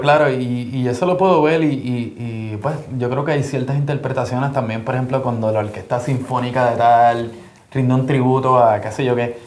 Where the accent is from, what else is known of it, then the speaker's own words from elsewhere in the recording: Puerto Rico; yo soy de Puerto Rico